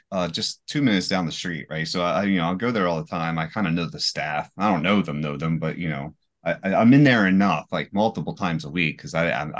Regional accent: United States; I'm an American, son.

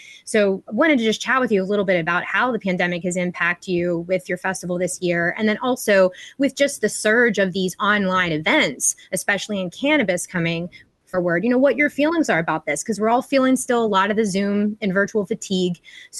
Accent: Pittsburgh, Pennsylvania, United States; being that I'm from Pittsburgh, that was a much shorter travel for me to come to the East Coast event.

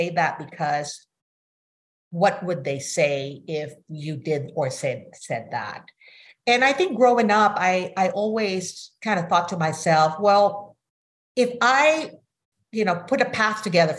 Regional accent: Manila, Metro Manila, Philippines; now in United States; I grew up in Manila, Philippines, totally different culture from the United States.

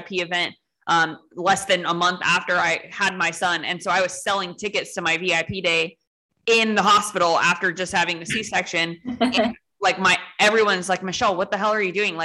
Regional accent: Los Angeles, California, United States; moved away as an adult; I grew up in LA. I was born and raised in Los Angeles as well

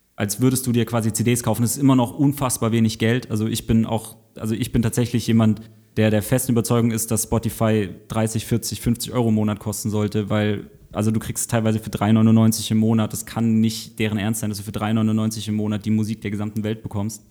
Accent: Southern Germany, Germany; ich komme aus Süddeutschland, bei uns gab es Quick noch im Süden

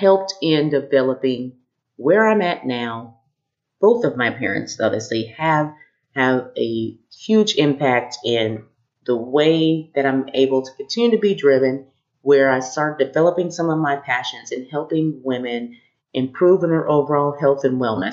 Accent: Kokomo, Indiana, United States; the first Black woman on the school board in our town growing up in Kokomo

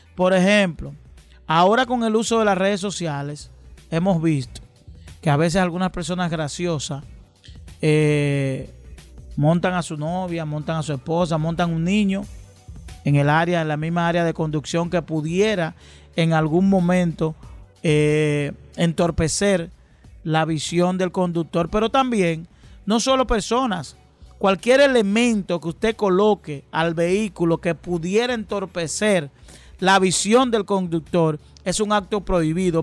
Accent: Dominican Republic; vida que hemos tenido los dominicanos

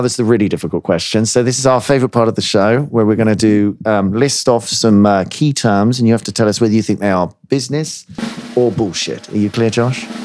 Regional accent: United Kingdom

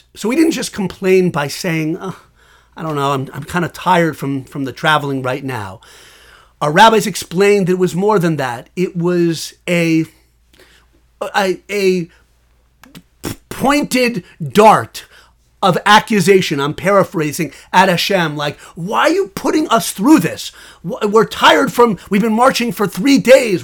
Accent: West Hartford, Connecticut, United States; now in Washington, D.C. area, United States; I was born in West Hartford, Connecticut

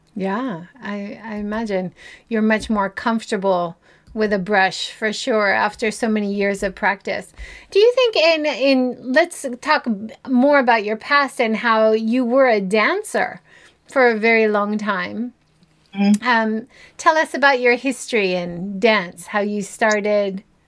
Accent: Hawaii, United States; now in Japan; I'm originally from Hawaii

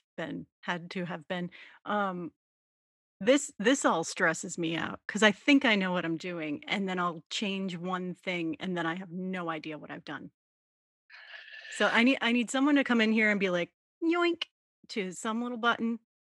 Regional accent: Texas, United States; born there; I was born in Texas.

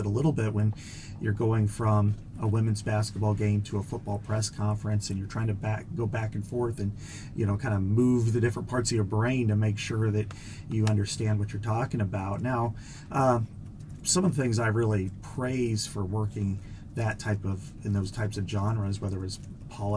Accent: Burlington, Iowa, United States; I'm from Burlington, Iowa, and when I was growing up, I worked for the high school newspaper

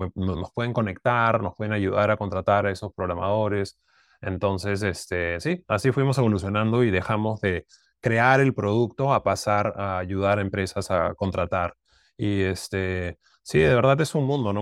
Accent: Lima, Peru; moved away; also born or lived in United States; Yo, soy de Lima

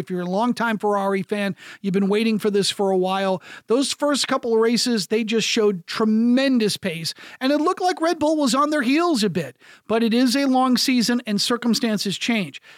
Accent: United States; as an American broadcaster

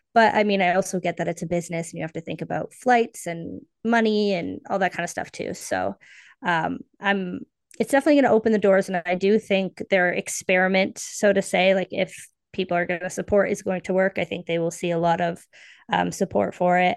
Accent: Canada; also born or lived in Toronto; I am based in Toronto, so I'm Canadian.

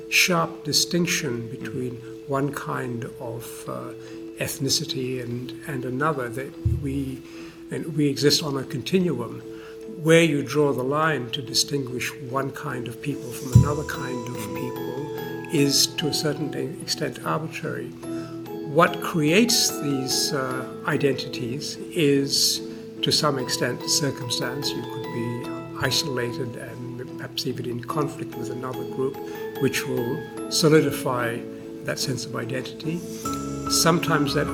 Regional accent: Canberra, Australian Capital Territory, Australia; moved away as an adult; also born or lived in Malaysia / United Kingdom / Oxford; now in Singapore; I was brought up in Canberra, where I went to high school.

